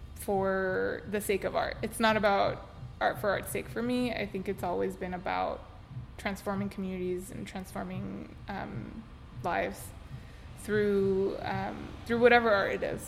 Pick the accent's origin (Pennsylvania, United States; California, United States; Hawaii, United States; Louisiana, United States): California, United States; Los Angeles; also born or lived in South Korea; I'm born and raised in Cypress Park. My parents still live there. Obviously went to Pitzer with you, and then did some traveling, lived in Korea